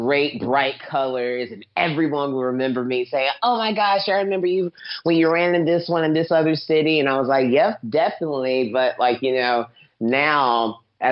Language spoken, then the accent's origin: English; North Carolina, United States; moved away; also born or lived in Los Angeles; I'm from North Carolina